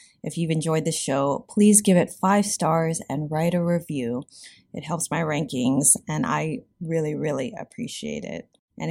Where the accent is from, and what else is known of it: United States; born or raised there